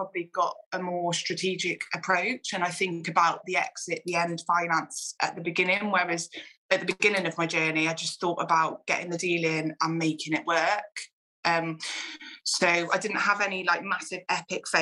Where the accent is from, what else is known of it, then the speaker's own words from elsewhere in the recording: Gloucester, South West England, United Kingdom; my hometown in Gloucester